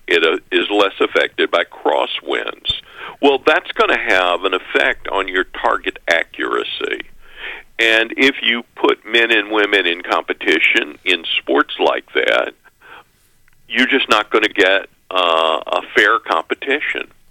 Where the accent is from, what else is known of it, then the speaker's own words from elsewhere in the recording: Mississippi, United States; I'm from Mississippi, I have all these Alabama connections